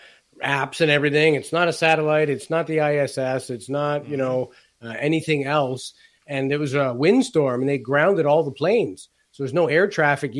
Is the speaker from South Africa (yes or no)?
no; Toronto, Ontario, Canada; moved away as an adult; now in Mission, Canada; I was born in Toronto, and I moved to BC in 2010.